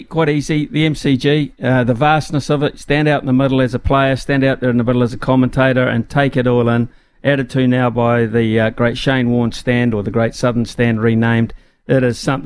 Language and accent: English; New Zealand; as a Kiwi